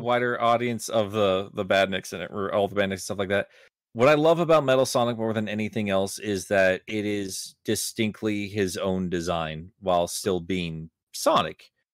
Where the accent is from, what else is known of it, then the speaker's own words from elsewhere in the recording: United States; as an American